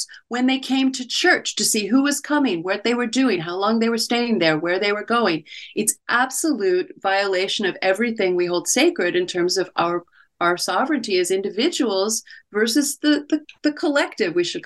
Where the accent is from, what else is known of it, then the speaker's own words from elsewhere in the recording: California, United States; California, my home state